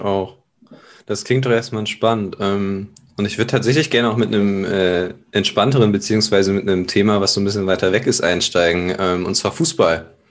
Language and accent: German; Germany; Ich komme aus, äh, aus der Nähe von Bremen